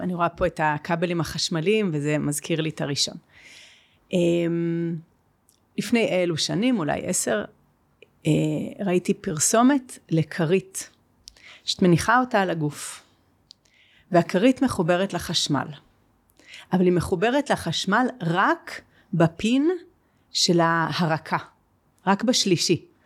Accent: Jerusalem, Jerusalem District, Israel; אני גם גדלתי בירושלים

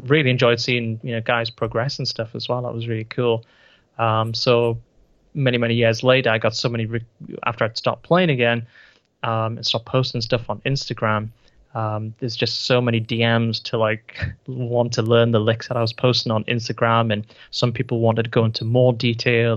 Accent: United Kingdom; here in the UK

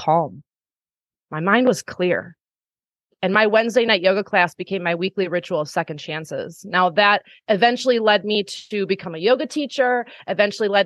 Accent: Wisconsin, United States; here in my small hometown in Wisconsin

